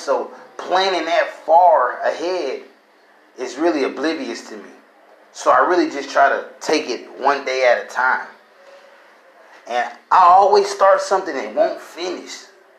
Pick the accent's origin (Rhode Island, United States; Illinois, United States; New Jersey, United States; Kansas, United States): Illinois, United States; I was raised just my mom. My mom raised me and my brother. We came from Illinois. We came down. We went from place to place, school to school.